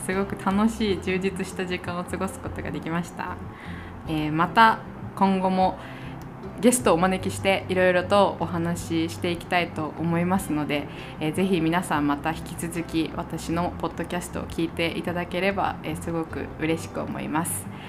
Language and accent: Japanese; Japan; 日本人として